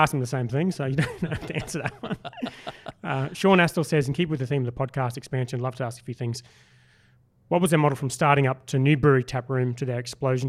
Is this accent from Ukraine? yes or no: no; Brisbane, Queensland, Australia; I grew up in Brisbane.